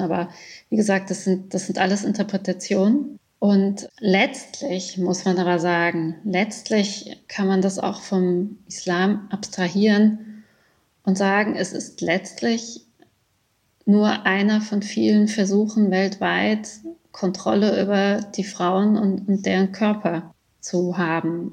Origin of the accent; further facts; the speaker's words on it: Germany; moved away as an adult; also born or lived in Iran; now in Graz, Austria; in Deutschland, also ich bin damit groß geworden